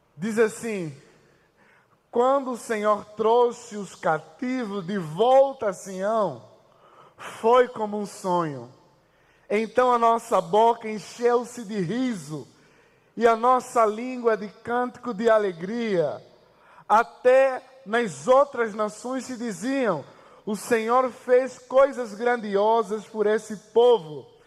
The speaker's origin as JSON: {"language": "Portuguese", "country": "Angola", "moved": "as an adult", "lives_now": "Brazil", "said": "Eu vim de Angola e eu vim de uma família muito pobre, inclusive. Quando eu recebi a proposta para vir estudar o Brasil"}